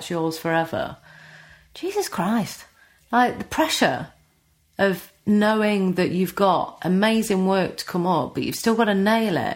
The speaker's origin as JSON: {"language": "English", "region": "East Midlands", "country": "United Kingdom", "accent": "Nottinghamshire", "said": "I would try and change my accent slightly, you know, make it less Notts"}